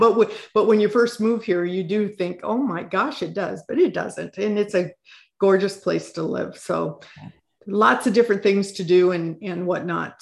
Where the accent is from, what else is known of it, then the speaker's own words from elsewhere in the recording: Midwest, United States; moved away as an adult; also born or lived in Pacific Northwest; now in Washington, United States; I was born and raised in the Midwest on a 160 acre farm